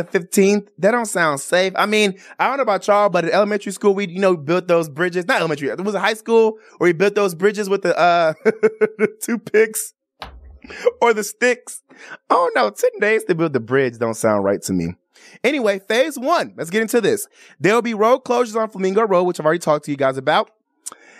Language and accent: English; Chicago, Illinois, United States; also born or lived in Los Angeles, California; now in Las Vegas, United States; Moved from Los Angeles, California, but I'm originally from Chicago, Illinois